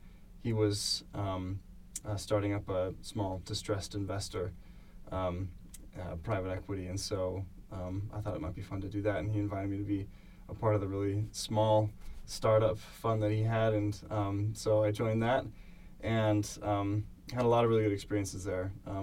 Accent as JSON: {"language": "English", "region": "Connecticut", "country": "United States", "tie": "born or raised there", "also_born_or_lived": "Utah / London, United Kingdom", "moved": "as an adult", "lives_now": "Bath, United Kingdom", "said": "I grew up in Connecticut. I came to BYU probably in 2003, served a mission in there"}